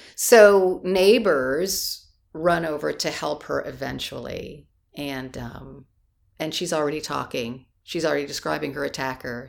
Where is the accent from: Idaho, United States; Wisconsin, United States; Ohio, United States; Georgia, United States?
Ohio, United States; Canton; I'm from Canton, Ohio.